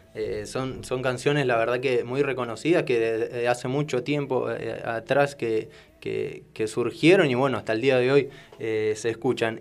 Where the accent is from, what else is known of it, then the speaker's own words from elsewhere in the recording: Argentina; todos los argentinos